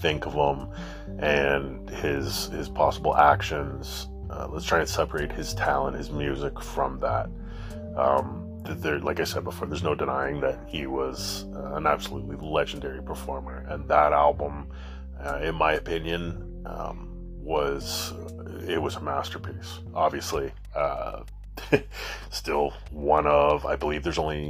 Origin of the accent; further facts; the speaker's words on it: Canada; Being a Canadian boy